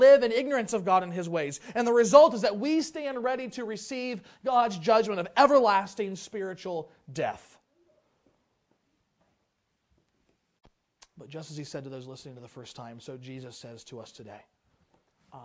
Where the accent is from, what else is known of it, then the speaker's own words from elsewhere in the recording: Lebanon, Ohio, United States; moved away; I grew up in Lebanon, Ohio. I grew up in a couple different towns, but that's where we kind of finished out my school years